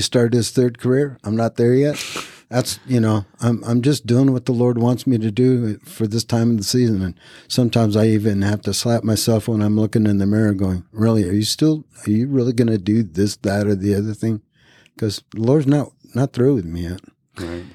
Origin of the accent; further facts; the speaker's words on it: Reno, Nevada, United States; moved away as an adult; also born or lived in Japan / Fayetteville, North Carolina; I was born in Japan, raised in all over the world, came to the United States uh, when I was about nine. Um, raised in Reno, Nevada